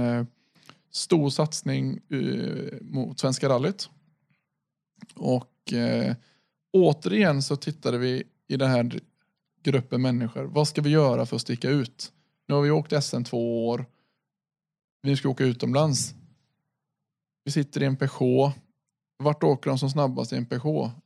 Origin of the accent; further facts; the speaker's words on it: Sweden; vi är svenskar